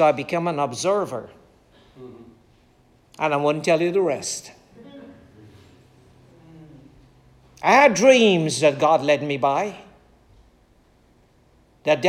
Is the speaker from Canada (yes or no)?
no; Guyana; growing up in Guyana